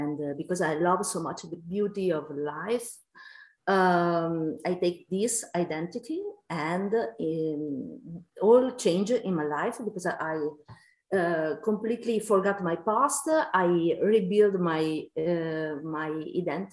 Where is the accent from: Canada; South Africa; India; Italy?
Italy; I'm from Italy